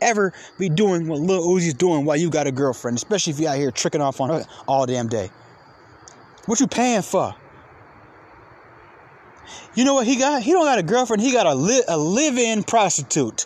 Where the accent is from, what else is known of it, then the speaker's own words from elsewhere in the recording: Atlanta, Georgia, United States; I'm from Atlanta.